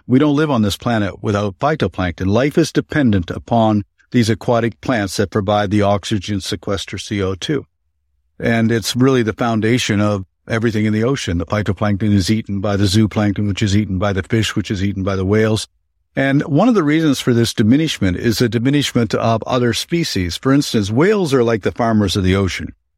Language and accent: English; Canada; moved away; Canada, my home country